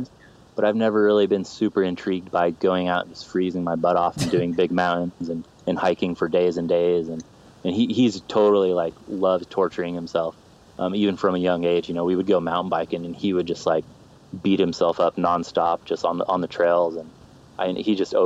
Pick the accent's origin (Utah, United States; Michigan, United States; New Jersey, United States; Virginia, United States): Utah, United States; Orem; born or raised there; also born or lived in Salt Lake City, Utah